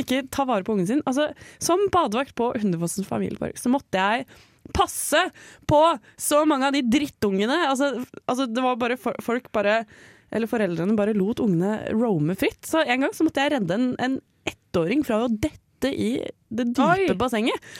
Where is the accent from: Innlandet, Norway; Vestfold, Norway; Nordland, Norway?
Innlandet, Norway; near Gjøvik; på Gjøvik, sånn nærme der hvor jeg kommer fra.